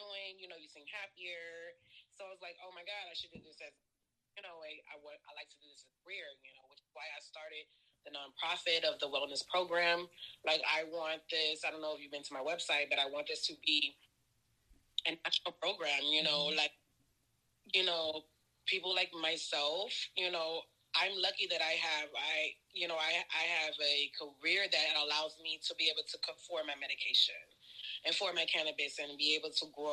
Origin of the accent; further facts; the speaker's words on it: Texas, United States; also born or lived in Whidbey Island, Washington; now in Portland, United States; I am originally from Texas. I've been here in Portland, actually, for like... 3 years, I think